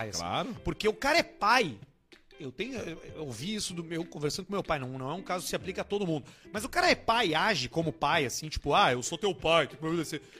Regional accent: São Borja, Rio Grande do Sul, Brazil; sou de São Borja, capital universal da barateza que é barateza.

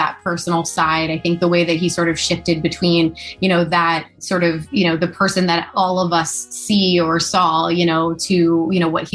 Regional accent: Allentown, Pennsylvania, United States; my hometown where I grew up in Allentown, Pennsylvania

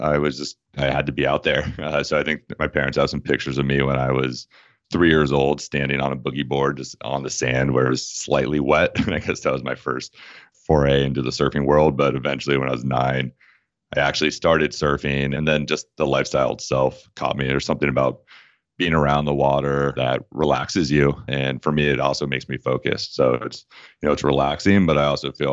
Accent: Washington, District of Columbia, United States; now in Southern California, United States; I grew up on the East Coast, specifically the Washington, D.C. area

